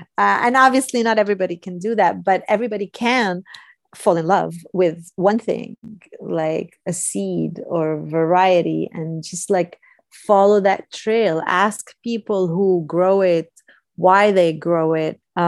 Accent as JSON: {"language": "English", "region": "California", "country": "United States", "said": "I'm a Californian and I love California, but I've also never been to Big"}